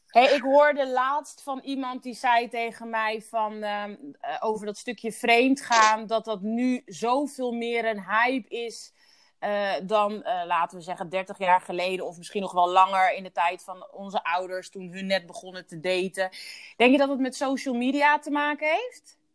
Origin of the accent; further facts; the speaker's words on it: Curaçao; ik ben op Duche Curaçao geboren